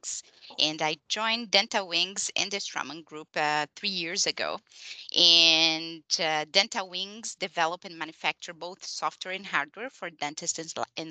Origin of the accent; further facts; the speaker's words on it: Brazil; English is a second language; moved away as an adult; now in Montreal, Canada; after an immigration process, so I'm from Brazil, and I arrived in Canada